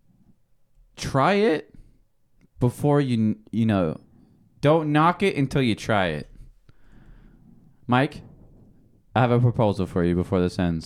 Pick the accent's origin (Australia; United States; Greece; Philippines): Philippines; I'm Filipino